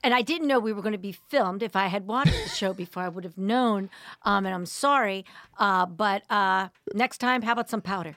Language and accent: English; suburbs outside of Philadelphia, Pennsylvania, United States; suburbs just outside of Philly